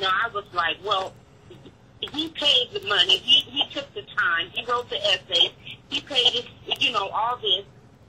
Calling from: California, United States; I'm calling from California.

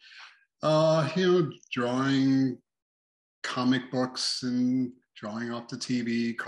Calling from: Las Vegas, Nevada, United States; And I'm hollering here from Sin City, Las Vegas.

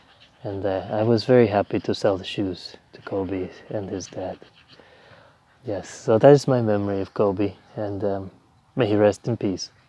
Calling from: Palermo, Sicily, Italy; I'm calling from Italy.

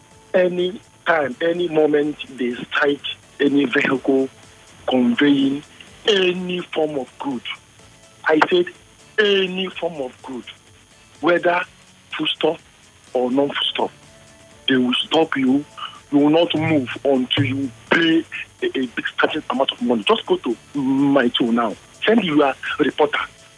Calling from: Suva, Central Division, Fiji; from Suva.

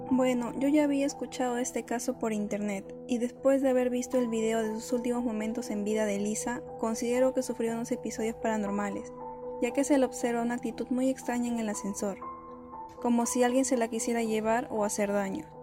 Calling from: San Martín de Porres, Lima, Peru; ¿De dónde nos llamas, …? De San Martín de Porres.

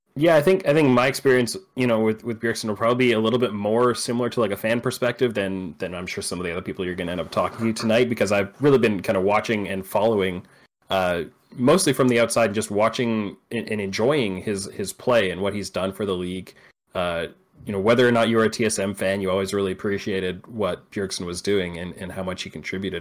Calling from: Vancouver Island, British Columbia, Canada; I'm calling from Vancouver Island in Canada

